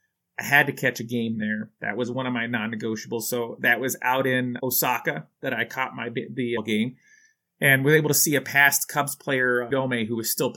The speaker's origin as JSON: {"language": "English", "town": "Chicago", "region": "Illinois", "country": "United States", "said": "And I'm like, hot dogs? I'm from Chicago."}